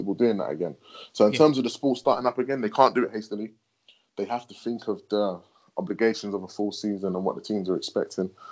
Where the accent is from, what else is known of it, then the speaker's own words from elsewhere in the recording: United Kingdom; we're British